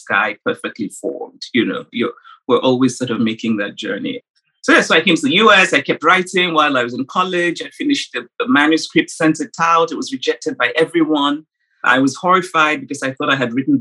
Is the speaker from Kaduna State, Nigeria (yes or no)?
no; Nsukka, Enugu State, Nigeria; born or raised there